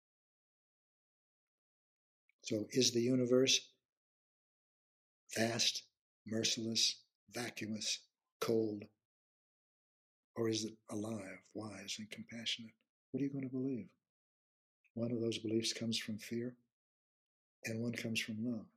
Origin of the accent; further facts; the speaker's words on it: Midwest of the United States, United States; I come from the Midwest of the United States